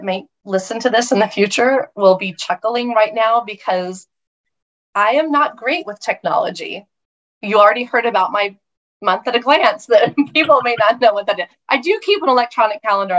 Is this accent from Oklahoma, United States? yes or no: yes; Oklahoma, United States; moved away; I grew up with in Oklahoma, which is where I was raised